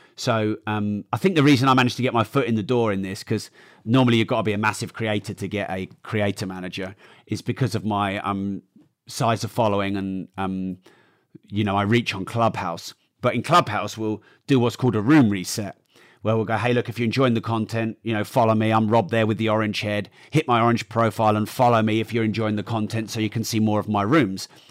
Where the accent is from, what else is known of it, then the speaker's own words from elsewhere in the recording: United Kingdom; I'm very British.